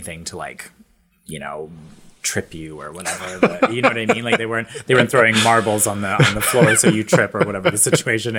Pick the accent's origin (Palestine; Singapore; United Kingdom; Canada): Canada; we're Canadian